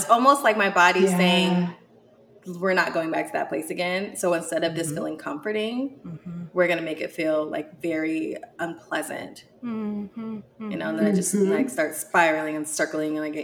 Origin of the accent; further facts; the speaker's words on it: Seattle, Washington, United States; now in Atlanta, United States; I'm from Seattle